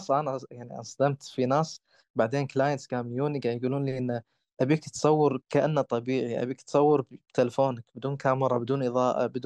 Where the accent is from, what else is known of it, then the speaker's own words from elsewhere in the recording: Kuwait; احنا عامة عندنا بالكويت